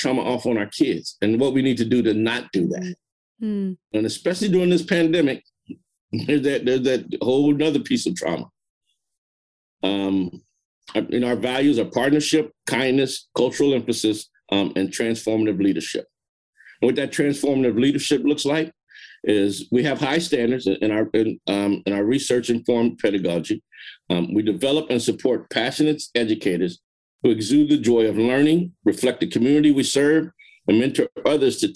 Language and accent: English; Marin City, California, United States; I'm from Marin City. I know the community